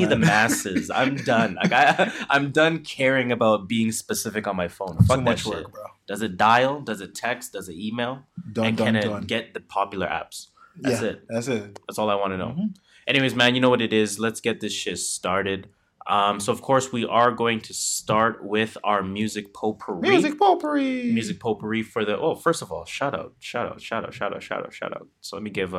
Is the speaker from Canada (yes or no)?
yes; Canada; we are Canadian